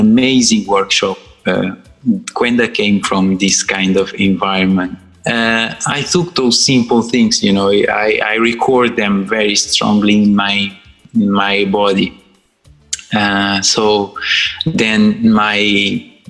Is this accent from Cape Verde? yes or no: yes; Sal, Cape Verde; English is a second language; moved away as an adult; now in London, United Kingdom; I was born in Cape Verde, island of Sal, very, very dry island